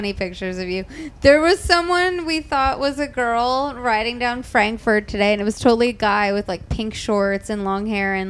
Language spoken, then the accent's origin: English; New Jersey, United States; This was growing up in South Jersey.